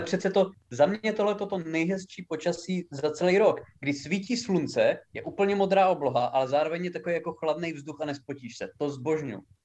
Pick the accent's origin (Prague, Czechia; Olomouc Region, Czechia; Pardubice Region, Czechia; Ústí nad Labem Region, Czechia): Olomouc Region, Czechia; Haná; u nás doma na Hané